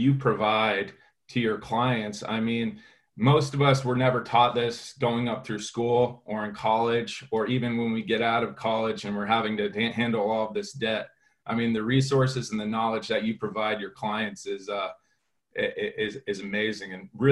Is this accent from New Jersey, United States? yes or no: no; Connecticut, United States; growing up, you know, in Connecticut with my family